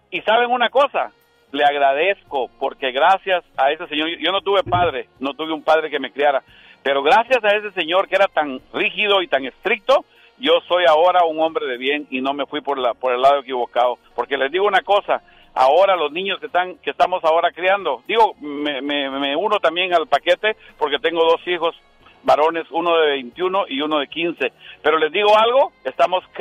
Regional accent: Guatemala; moved away; yo cuando estudié en Guatemala, porque yo soy chapín, 100% chapín con mucho orgullo

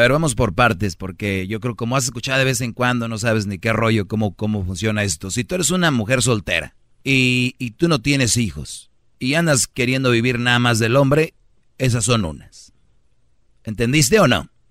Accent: Monterrey, Nuevo León, Mexico; como buen regio

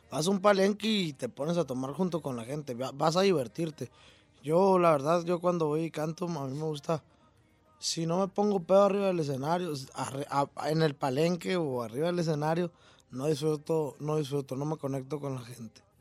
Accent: Caborca, Sonora, Mexico; yo soy de Caborca.

